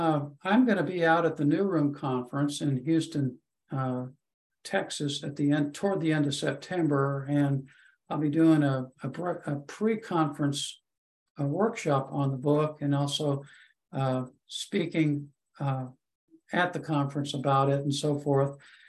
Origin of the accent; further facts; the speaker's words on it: India; That went back to when I was growing up in India and sent away to boarding school, and the separation from parents